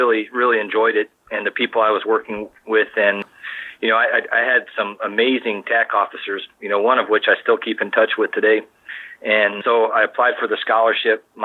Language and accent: English; Maryland, United States; I also knew about it because I grew up in Maryland and the church that the uh, school was affiliated with was also, was, was Gettysburg.